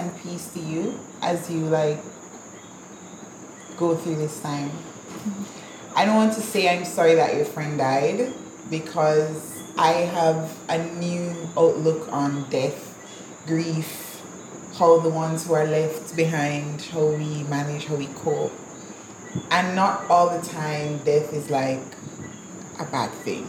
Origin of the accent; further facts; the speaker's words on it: Jamaica; I'm Jamaican